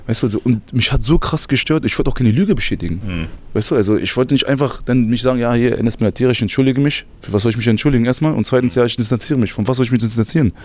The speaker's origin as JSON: {"language": "German", "region": "Berlin", "country": "Germany", "tie": "born or raised there", "said": "Ich bin in Berlin geboren und aufgewachsen."}